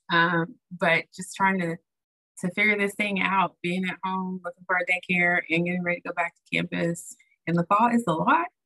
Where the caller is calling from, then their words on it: East Stroudsburg, Pennsylvania, United States; Hey, everybody. … at East Stroudsburg, Pennsylvania.